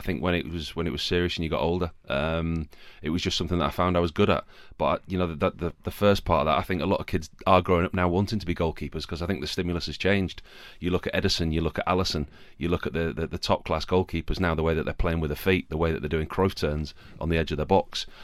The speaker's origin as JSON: {"language": "English", "region": "Yorkshire and the Humber", "country": "United Kingdom", "said": "Yorkshire. I'm a Yorkshireman."}